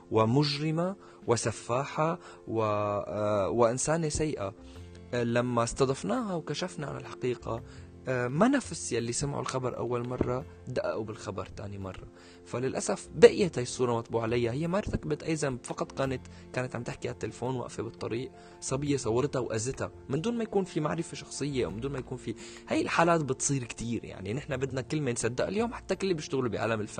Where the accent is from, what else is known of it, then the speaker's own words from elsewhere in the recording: Syria; حتى يعني فيما نحن كسوريين نتغنى دائما بالدراما السورية